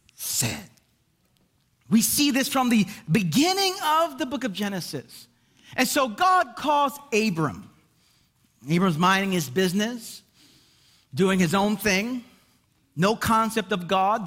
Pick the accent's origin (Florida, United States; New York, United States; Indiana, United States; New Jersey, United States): New York, United States; Brooklyn; I'm from Brooklyn